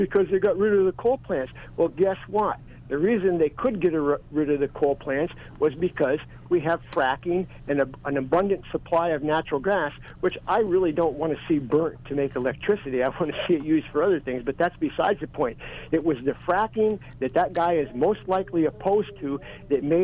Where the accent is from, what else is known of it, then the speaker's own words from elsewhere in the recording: Williamsport, Pennsylvania, United States; people today that are my age in the 60s that grew up where I grew up in the Williamsport area